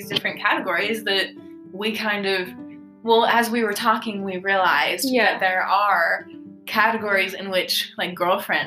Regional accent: Denver, Colorado, United States; We're from Denver

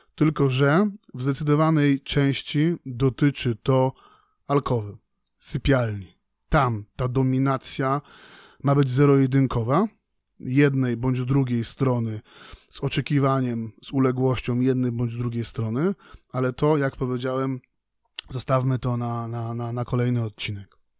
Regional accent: Poland; mówię tu na miejscu, w Polsce, w kraju nad Wisłą

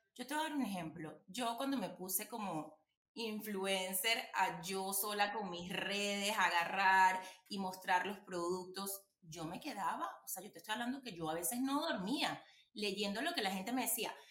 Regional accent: Venezuela; nuestro país

